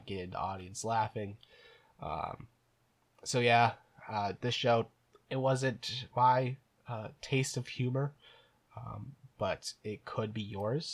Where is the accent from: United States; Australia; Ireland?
Ireland; I'm an Irishman